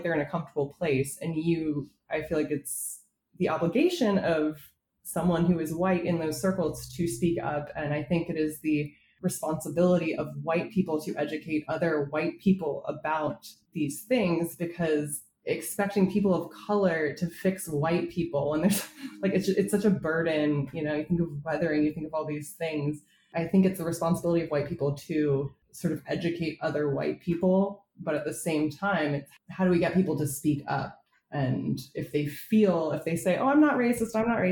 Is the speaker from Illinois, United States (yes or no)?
no; Southern California, United States; growing up in Southern California